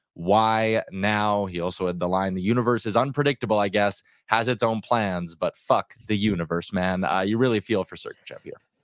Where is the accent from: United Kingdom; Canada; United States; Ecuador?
Canada; as a Canadian